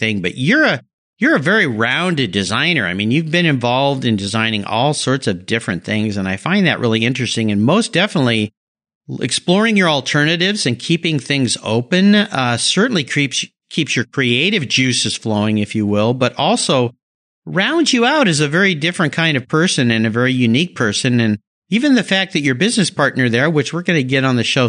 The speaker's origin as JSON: {"language": "English", "region": "Southern California", "country": "United States", "tie": "born or raised there", "said": "Growing up in Southern California"}